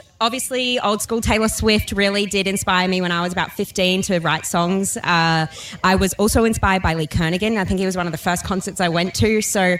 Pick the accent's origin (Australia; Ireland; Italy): Australia; Gold Coast, Queensland; I'm from the Gold Coast.